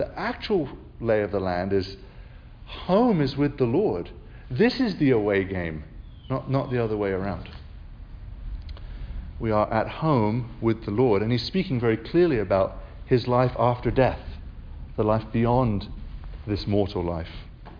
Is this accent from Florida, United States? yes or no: no; South Carolina, United States; I was born in South Carolina, so I am actually a native Southerner, which not a lot of people know, but to an American mother, so I got an American citizenship.